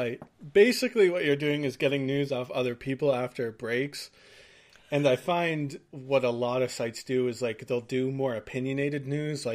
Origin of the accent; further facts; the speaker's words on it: Canada; I'm from Canada